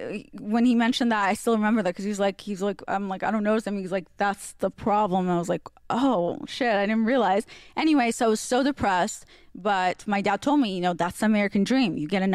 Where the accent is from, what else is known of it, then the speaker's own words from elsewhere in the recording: Russia; because I grew up, well, you know, in Russia